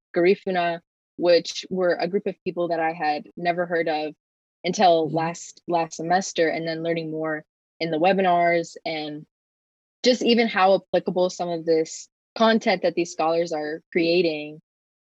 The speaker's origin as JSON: {"language": "English", "town": "Reading", "region": "Pennsylvania", "country": "United States", "said": "I'm from Reading, Pennsylvania, and this is my third year at Pitt"}